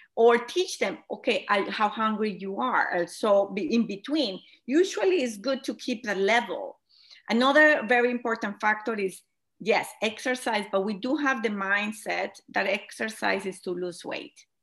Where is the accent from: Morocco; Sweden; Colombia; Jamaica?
Colombia; moved away as an adult; now in United States; I am originally from Colombia, as you mentioned it. I moved to United States